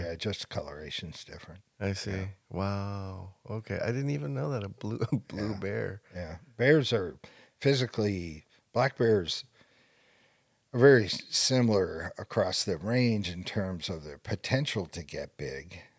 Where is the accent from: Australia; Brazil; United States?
United States; New England; I'm from New England, so I say Vince Wilfork, and uh, nobody knows who that is anymore.